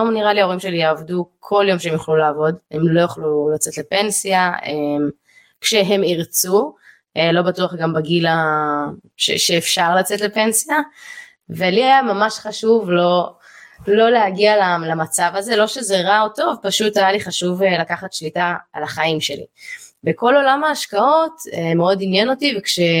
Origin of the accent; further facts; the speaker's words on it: Ra'anana, Central District, Israel; ואני אה, גדלתי בבית אה, טוב הכל סבבה גדלתי ברעננה הכל אחלה